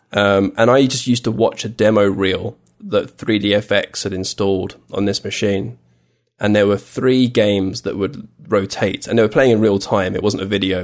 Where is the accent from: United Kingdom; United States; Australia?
United Kingdom; England; I was from England